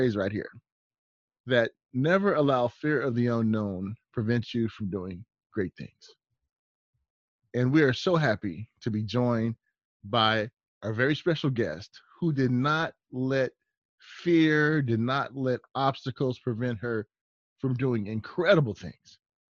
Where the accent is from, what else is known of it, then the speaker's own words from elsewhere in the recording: Long Beach, California, United States; I'm from the West Coast. I'm from Long Beach, Compton area